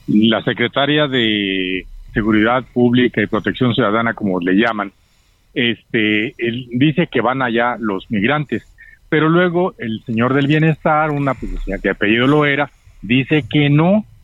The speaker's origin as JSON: {"language": "Spanish", "town": "Guadalajara", "region": "Jalisco", "country": "Mexico", "tie": "born or raised there", "moved": "yes", "said": "Sí, sí, no, está bien, está bien. Yo viví en Guadalajara muchísimo tiempo. Ahí me crié y ahí estuve hasta hace 40 años."}